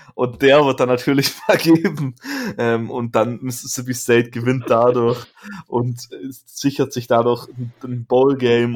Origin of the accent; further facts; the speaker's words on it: Germany; als Deutscher